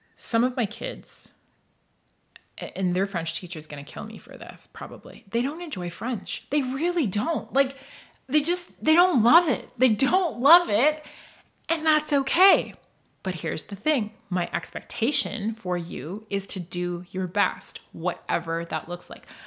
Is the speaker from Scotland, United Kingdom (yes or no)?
yes; northeast coast of Scotland, United Kingdom; also born or lived in Toronto / Muskoka; now in Canada; I was raised, and I grew up in Scotland. I grew up on the northeast coast of Scotland in a tiny little fishing village